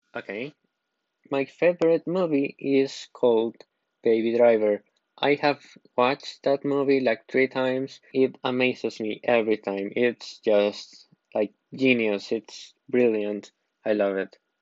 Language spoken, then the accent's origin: English; Costa Rica; I am from Costa Rica